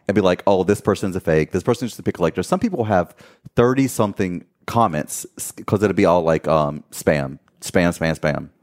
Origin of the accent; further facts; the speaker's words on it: Gastonia, North Carolina, United States; moved away as an adult; also born or lived in Miami / Fort Lauderdale / Los Angeles; now we live back in my hometown of Gastonia, North Carolina.